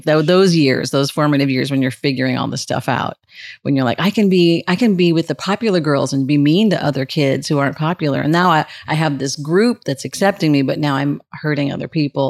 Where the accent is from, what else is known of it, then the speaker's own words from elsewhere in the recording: California, United States; Oh my goodness. I grew up all over Southern California. It's really hard when people ask me that question. I just say Southern California because my mother moved a lot.